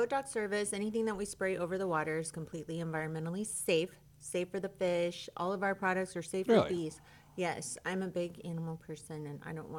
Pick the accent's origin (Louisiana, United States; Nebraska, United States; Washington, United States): Louisiana, United States; now in Conroe, United States; I'm from Louisiana, so I love catfish